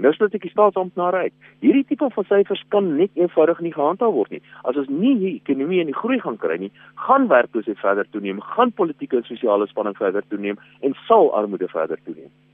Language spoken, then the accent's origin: Afrikaans; South Africa; ons as Suid-Afrikaners